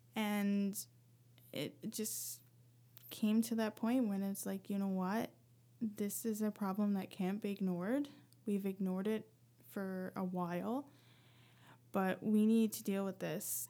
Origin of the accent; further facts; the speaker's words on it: rural Newfoundland, Newfoundland and Labrador, Canada; moved away as an adult; now in Halifax, Canada; growing up in Newfoundland